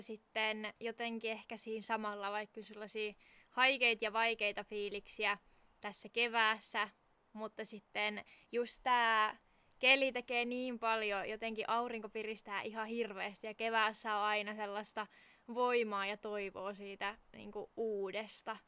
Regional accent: Southern Finland, Finland; moved away; käymässä etelässä sieltä, mistä olen kotoisin

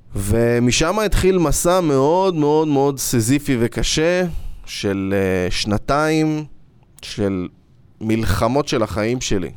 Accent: Israel

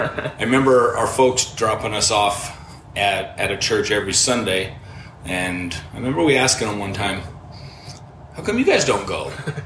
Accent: Hamilton, Montana, United States; I was born in Montana, and my dad was a logger, so I was going to be a logger growing up. That was it. Loved it. We were a little town of Hamilton, Montana. Moved around Montana a bit

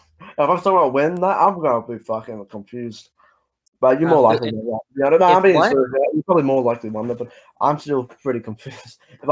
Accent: Australia; I'm a fucking Aussie. I live in Australia, man.

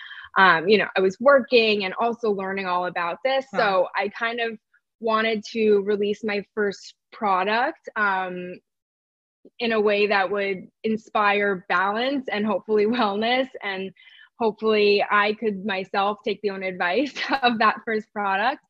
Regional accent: New York City, New York, United States; I grew up in New York City

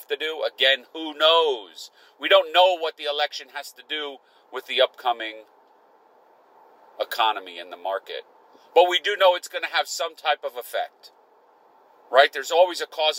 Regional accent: United States; I'm an American

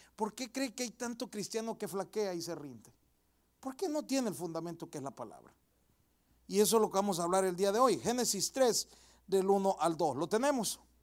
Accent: El Salvador; mi país, yo soy del Salvador

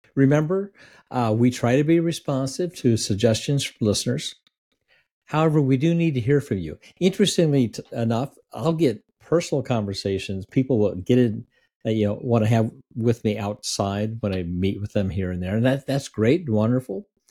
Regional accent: Iowa, United States; the place I grew up in Iowa

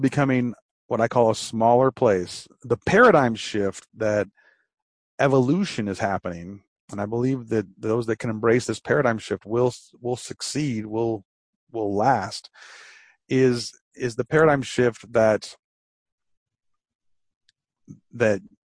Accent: Detroit, Michigan, United States; I'm from Detroit, and we had the Renaissance Center

